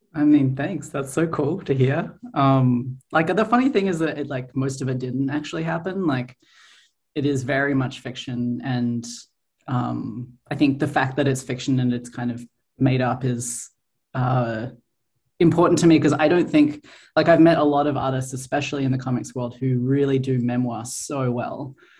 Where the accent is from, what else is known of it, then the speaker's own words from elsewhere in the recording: Australia; moved away as an adult; now in Montreal, Canada; I grew up in Australia